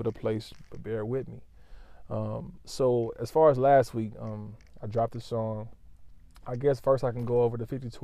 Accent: Lawton, Oklahoma, United States; I'm from Lawton, Oklahoma

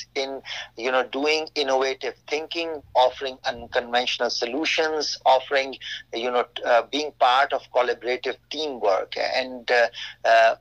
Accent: Pakistan; moved away as an adult; now in United States; my home country, Pakistan.

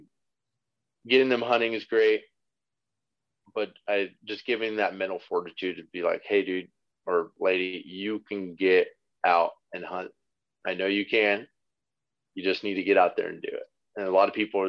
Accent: California, United States; I'm from California.

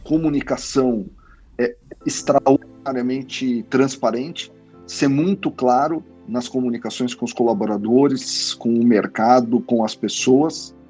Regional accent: ABC region, São Paulo, Brazil; venho da região do ABC

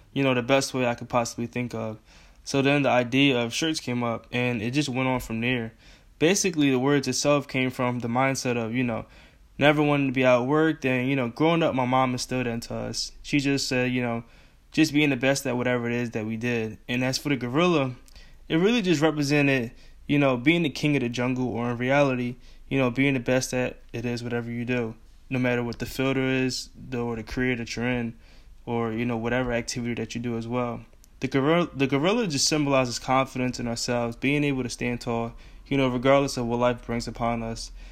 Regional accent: Philadelphia, Pennsylvania, United States; I'm from Philly

